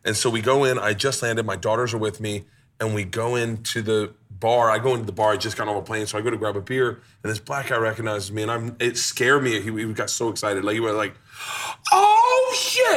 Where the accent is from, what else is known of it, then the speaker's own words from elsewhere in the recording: Florida, United States; I grew up in Florida, 100%